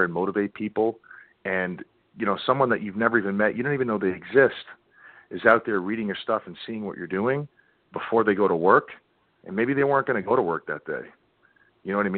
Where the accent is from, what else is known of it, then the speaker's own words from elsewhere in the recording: New York, United States; I grew up in New York, so that New England foul mouth